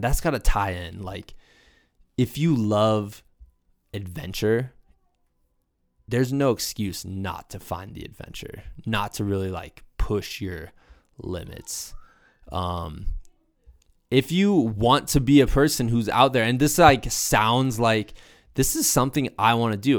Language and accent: English; Muscatine, Iowa, United States; my hometown, Five, two seven six one Muscatine, Muscatine, Iowa